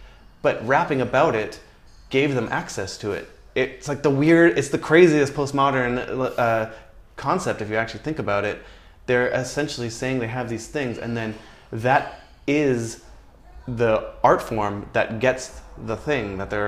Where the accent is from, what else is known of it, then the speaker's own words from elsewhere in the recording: Canada; And it's kind of easy to do, to be honest, because Canadians love Canadians, my dad knows every single goddamn p